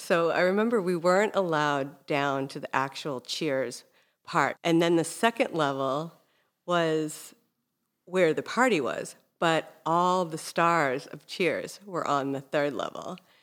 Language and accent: English; Hingham, Massachusetts, United States; growing up in Hingham